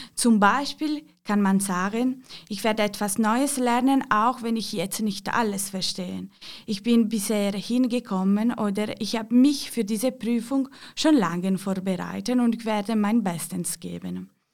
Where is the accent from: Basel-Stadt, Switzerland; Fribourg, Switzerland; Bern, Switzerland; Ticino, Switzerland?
Ticino, Switzerland; Ich komme aus dem Tessin